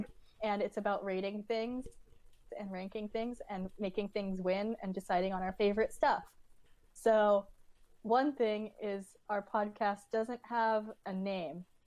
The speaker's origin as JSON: {"language": "English", "region": "California", "country": "United States", "tie": "born or raised there", "said": "I'm from California as well"}